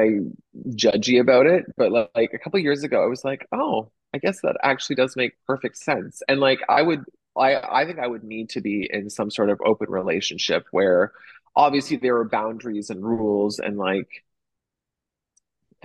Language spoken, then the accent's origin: English; Toronto, Ontario, Canada; moved away as an adult; also born or lived in Nashville / Los Angeles; now in Chicago, United States; I grew up in Toronto, in a little suburb of Toronto called Etobicoke.